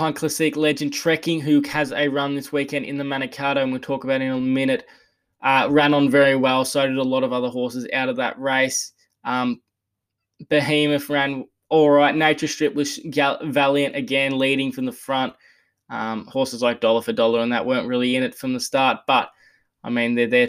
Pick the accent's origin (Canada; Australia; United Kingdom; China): Australia; Geelong, Victoria; I might actually just quickly highlight yesterday in my hometown of Geelong